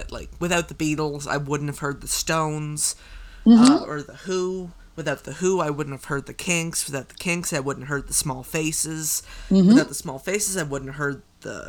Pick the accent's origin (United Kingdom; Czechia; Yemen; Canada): Canada; As a Canadian